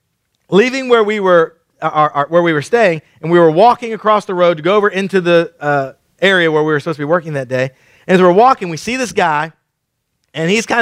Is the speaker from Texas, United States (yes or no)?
yes; Killeen, Texas, United States; moved away; I grew up in Killeen